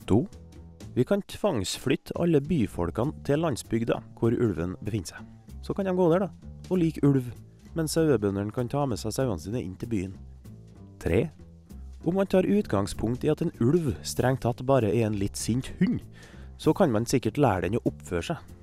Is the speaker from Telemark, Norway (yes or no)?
no; Kristiansund, Møre og Romsdal, Norway; Uh, hei. Jeg er fra Kristiansund et sted som ikke er bygd, men som heller under ingen omstendigheter bør klassifiseres som en by.